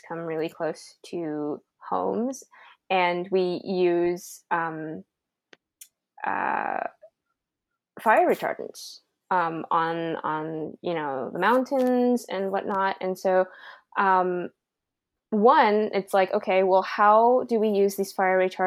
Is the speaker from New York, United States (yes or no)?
no; Santa Clarita, California, United States; now in San Diego, United States; my hometown. So I lived in Santa Clarita